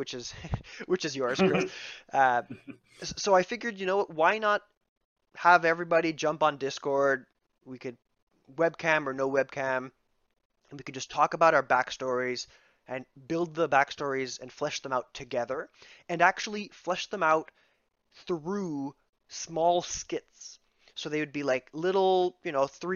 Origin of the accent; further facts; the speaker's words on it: Ontario, Canada; we're from Canada, and I went to a Franco-Ontarian high school